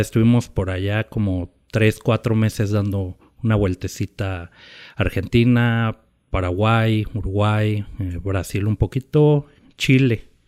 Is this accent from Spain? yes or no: no; Mexico City, Mexico; moved away as an adult; now in Oaxaca, Mexico; nací me criaron en la Ciudad de México